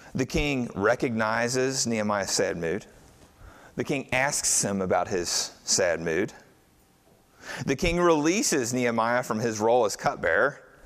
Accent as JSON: {"language": "English", "country": "United States", "said": "most of us in here are white American Christians"}